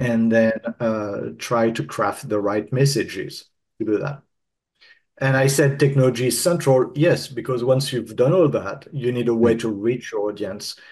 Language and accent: English; France; I'm French